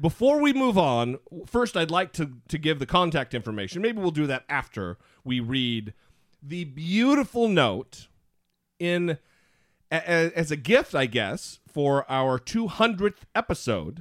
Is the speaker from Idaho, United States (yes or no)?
yes; Idaho, United States; moved away; I consider it my home state. I was born, I was reared for the most part there